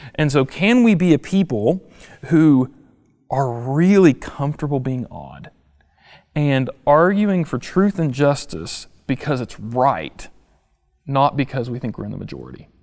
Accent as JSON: {"language": "English", "country": "United States", "said": "as an American"}